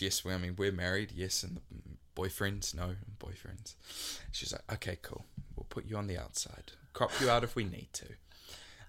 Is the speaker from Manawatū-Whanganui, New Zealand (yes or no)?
no; Waikato, New Zealand; growing up in the Waikato